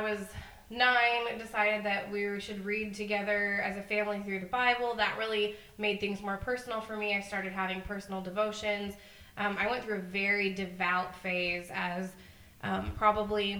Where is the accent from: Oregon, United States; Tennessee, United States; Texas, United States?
Texas, United States; moved away; I grew up in Texas with Emily, and then moved a bunch of places